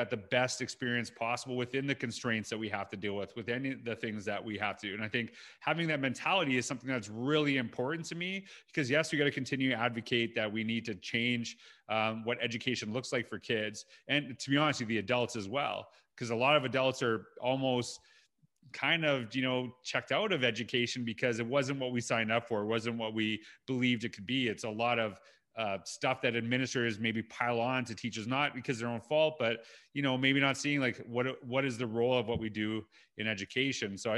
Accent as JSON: {"language": "English", "country": "Canada", "tie": "born or raised there", "said": "I grew up in Canada"}